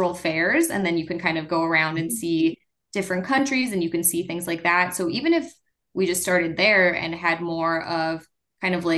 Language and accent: English; Nevada, United States; I grew up in Nevada